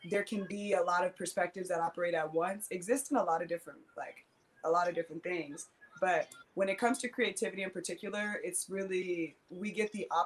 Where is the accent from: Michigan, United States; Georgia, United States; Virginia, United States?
Michigan, United States; Detroit; also born or lived in California; growing up in the hood, growing up in Detroit, growing up in California, being a little bit nomadic